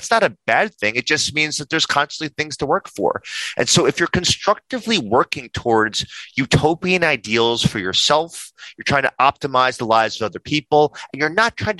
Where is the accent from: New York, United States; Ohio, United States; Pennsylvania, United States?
New York, United States; I'm a New Yorker.